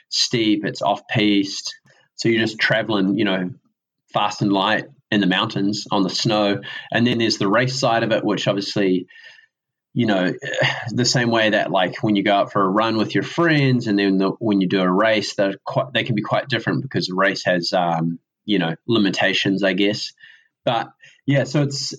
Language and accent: English; Riverton, Southland, New Zealand; accent: southern; also born or lived in Wanaka; now in Dunedin, New Zealand; I grew up in Riverton, way down south, like on the south coast